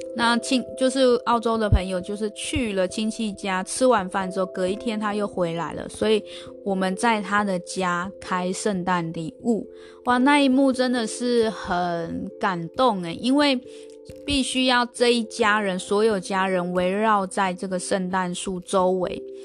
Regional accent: Taiwan; moved away as an adult; also born or lived in Australia / New Zealand; 我们台湾人

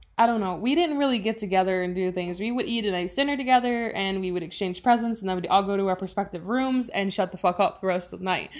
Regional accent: Chicago, Illinois, United States; I'm from Chicago, Chi Town forever

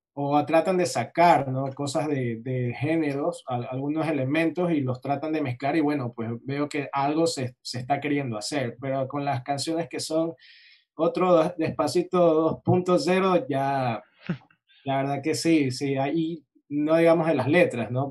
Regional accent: Guayaquil, Guayas, Ecuador; Guayaquil es mi ciudad natal

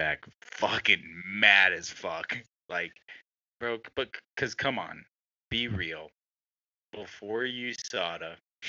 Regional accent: United States; being an American right now.

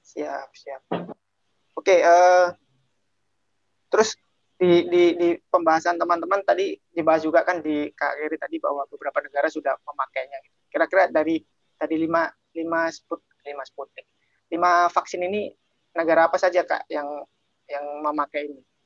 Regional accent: Indonesia; now in Russia; karena kita lagi di Rusia sekarang dan kita berasal dari Indonesia

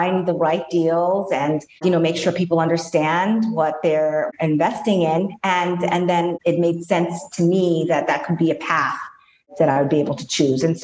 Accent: New York, United States; growing up in New York, always being surrounded by buildings.

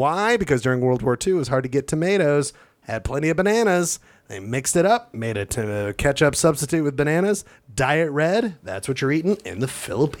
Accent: East Coast, United States; Oh, no, I'm sorry. I'm from the East Coast.

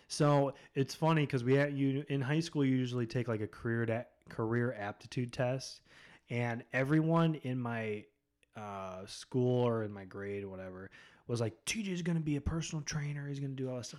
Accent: Spencer, Ohio, United States; also born or lived in Akron, Ohio / Medina, Ohio; Spencer, that's where I mainly grew up from, like, fifth grade through high school. Um, so that's where I'm from originally, is Spencer

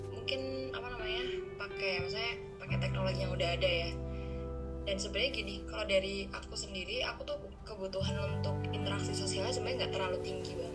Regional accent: Pare, East Java, Indonesia; aku tuh asalnya Pare mm-hmm. Pare Kediri Jawa Timur buat yang mungkin belum tahu dan aku tuh asalnya kebanyakan dari Kediri

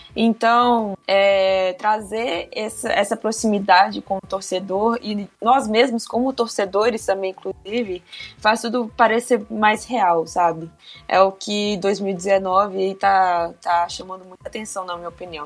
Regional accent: Belo Horizonte, Minas Gerais, Brazil; eu sou daqui de Belo Horizonte

